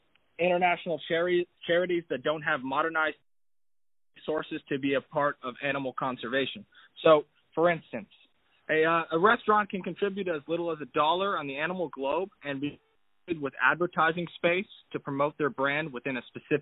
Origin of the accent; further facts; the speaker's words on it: Davenport, Florida, United States; I am from Davenport, Florida, in the United States